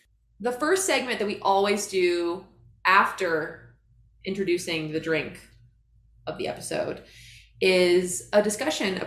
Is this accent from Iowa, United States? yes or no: yes; Iowa, United States; now in Salt Lake City, United States; I flew back to my hometown